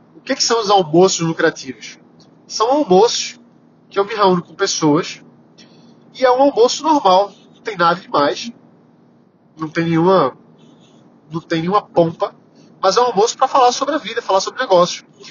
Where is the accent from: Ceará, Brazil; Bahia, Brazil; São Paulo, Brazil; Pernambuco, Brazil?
Pernambuco, Brazil; Recife; eu sou pernambucano, sou recifense, adoro ser recifense